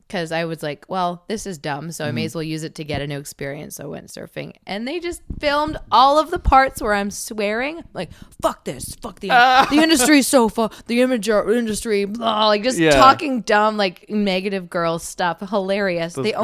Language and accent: English; Cranbrook, British Columbia, Canada; moved away; I'm from Cranbrook.